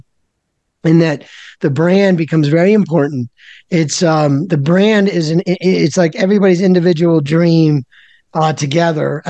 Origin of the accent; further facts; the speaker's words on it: Philadelphia, Pennsylvania, United States; I'm from Philadelphia